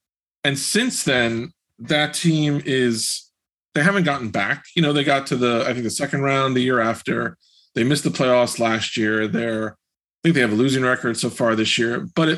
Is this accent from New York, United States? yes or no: yes; New York City, New York, United States; as a New Yorker